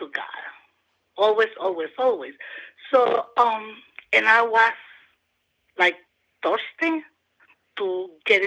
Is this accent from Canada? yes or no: no; Honduras; also born or lived in Delaware / Georgia; now in Athens, United States; I am from Honduras